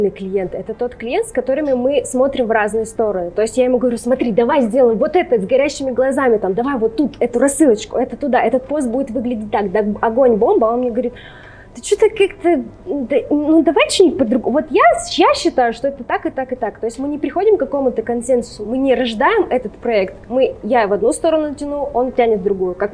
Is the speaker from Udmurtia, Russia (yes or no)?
no; Lesnoy, Sverdlovsk Oblast, Russia; also born or lived in Rostov-on-Don; А, значит, я родилась в Ростове, буквально там некоторое время, пару лет мы прожили там, потом отца отправили на Урал. Мы горо- жили город Лесной Свердловской области